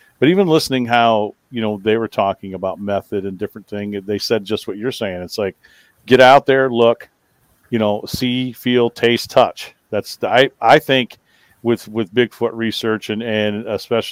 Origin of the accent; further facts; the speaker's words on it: Newaygo, Michigan, United States; also born or lived in Vicksburg, Michigan; I grew up in Newaygo in the summers down here in, you know, Vicksburg around Kalamazoo County in the summers.